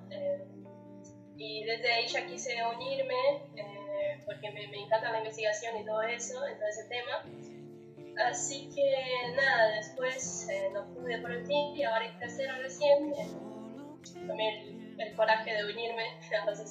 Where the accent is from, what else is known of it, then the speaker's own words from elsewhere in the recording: Brazil; now in Rosario, Argentina; soy brasileña